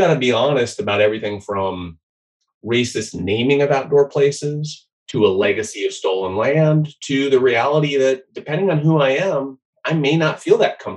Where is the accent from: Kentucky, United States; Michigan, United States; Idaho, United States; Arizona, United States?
Idaho, United States; Boise; I grew up in Boise, Idaho